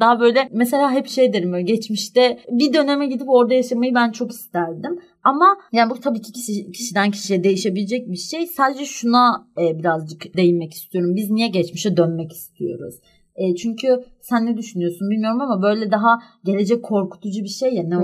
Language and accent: Turkish; Istanbul, Turkey; ben doğup büyüdüğüm yerde